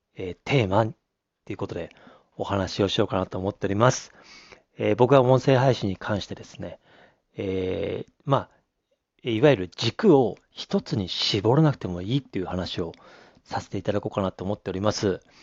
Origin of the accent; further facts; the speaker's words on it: Abashiri, Hokkaido, Japan; moved away as an adult; also born or lived in Tokyo / Sapporo; 僕は北海道網走市に生まれて、高校まで、えー、ね、網走に行って